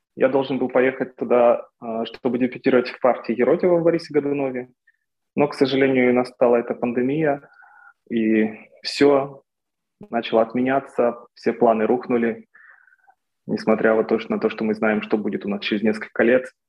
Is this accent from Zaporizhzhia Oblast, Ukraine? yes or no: no; Torez, Donetsk Oblast, Ukraine; moved away; also born or lived in Kyiv / Moscow; Сначала я учился в городе Торез, в моем родном городе в Донецкой области. Потом я переехал в Донецк, потом в Киев, потом в Москву.